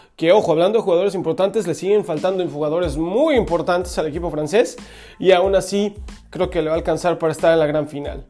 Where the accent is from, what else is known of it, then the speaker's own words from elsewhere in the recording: Mexico; a las personas que somos mexicanos